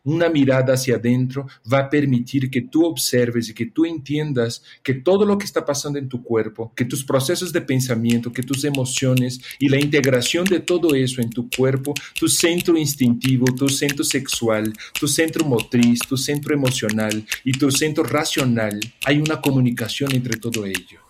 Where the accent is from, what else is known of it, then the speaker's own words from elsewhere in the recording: Brazil; now in Mexico; yo nací en Brasil